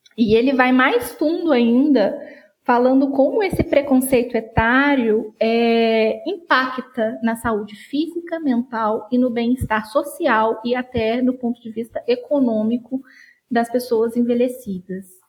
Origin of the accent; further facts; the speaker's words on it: Juiz de Fora, Minas Gerais, Brazil; eu sou de Juiz de Fora, Minas Gerais